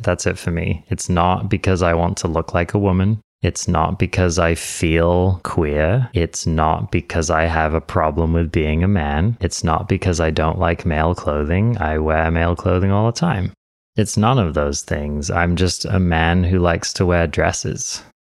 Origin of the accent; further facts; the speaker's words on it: England, United Kingdom; I was born in England. I'm English.